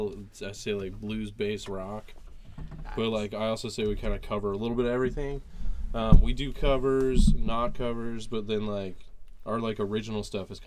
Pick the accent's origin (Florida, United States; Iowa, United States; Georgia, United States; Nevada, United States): Nevada, United States; Fallon, Nevada / Reno, United States; Today we came from Fallon, Nevada. It's about 69 miles east of Reno, our hometown.